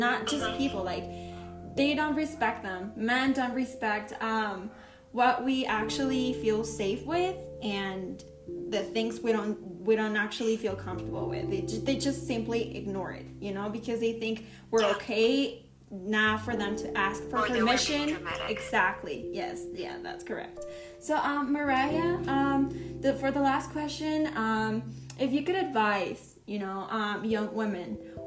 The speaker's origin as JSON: {"language": "English", "region": "Mexico City", "country": "Mexico", "said": "I'm from Mexico City"}